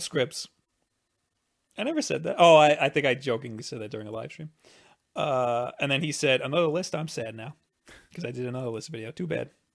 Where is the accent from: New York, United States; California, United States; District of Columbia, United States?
New York, United States; I'm from New York